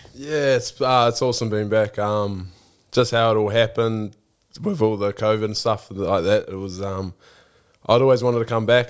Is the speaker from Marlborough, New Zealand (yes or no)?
yes; Blenheim, Marlborough, New Zealand; born or raised there